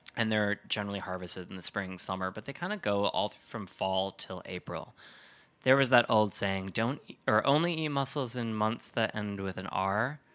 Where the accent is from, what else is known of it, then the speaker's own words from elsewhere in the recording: Wisconsin, United States; growing up in Wisconsin, Lake Michigan